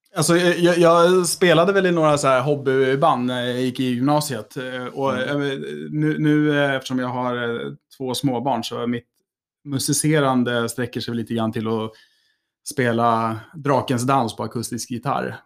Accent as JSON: {"language": "Swedish", "town": "Älmsta", "region": "Stockholm County", "country": "Sweden", "tie": "born or raised there", "said": "när jag var yngre, så när jag var i Älmstad så kände jag mig nog väldigt mycket som kanske en stockholmare"}